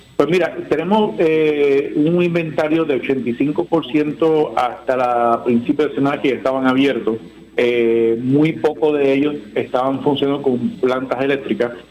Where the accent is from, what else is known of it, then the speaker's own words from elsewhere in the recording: Ponce, Puerto Rico; Ponce está caliente en, buen sentido de la palabra y es, mi pueblo